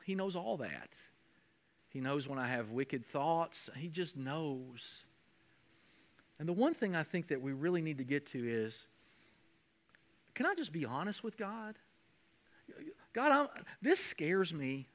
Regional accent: Kentucky, United States; I'm from Kentucky.

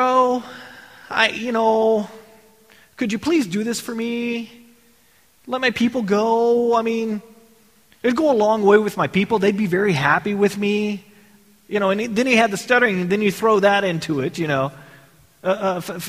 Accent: Texas, United States; I grew up in Texas.

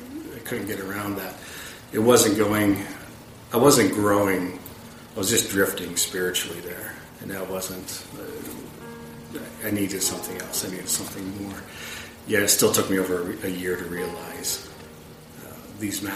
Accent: Pennsylvania, United States; now in Bozeman, United States; I grew up in Pennsylvania where I was raised Catholic.

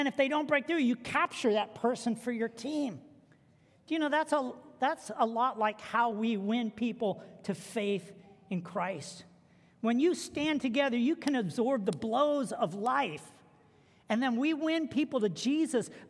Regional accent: United States

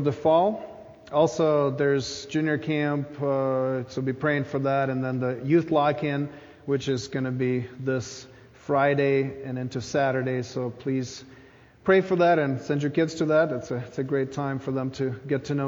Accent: Ukraine; moved away; When I was a child growing up in Ukraine

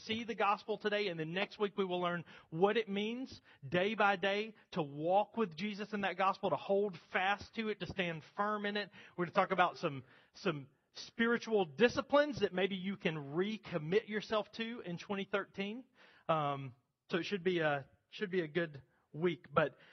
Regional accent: United States; contemporary American Christians

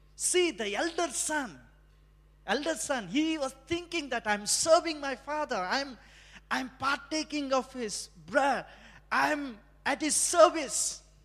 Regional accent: India; moved away; as an Indian

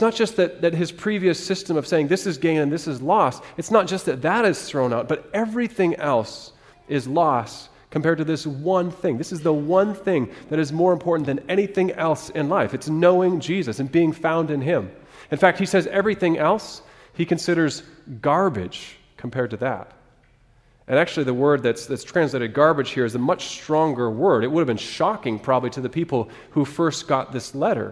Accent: Alaska, United States; moved away; I grew up in Alaska, so my first fishing experience was a little bit different

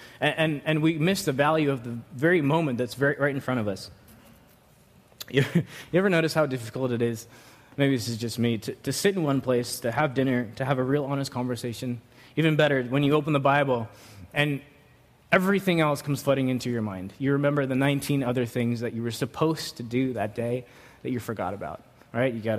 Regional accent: New York, United States; growing up in New York

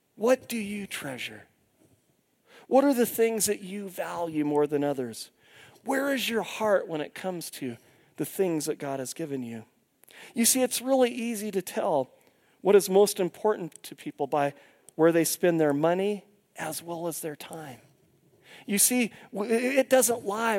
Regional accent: Longview, Washington, United States; where I grew up in Longview, Washington

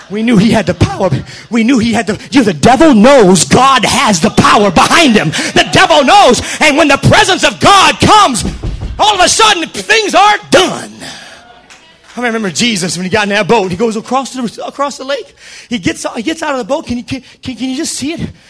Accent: the South, United States; accent: southern; Yeah. That's my southern accent.

